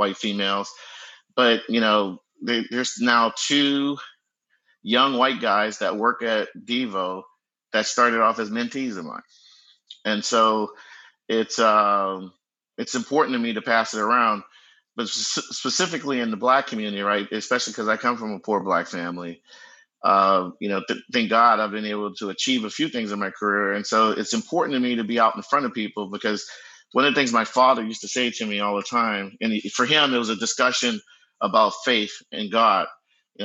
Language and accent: English; New Orleans, Louisiana, United States; now in Bay Area, United States; I'm from New Orleans, you know, in the 70s and 80s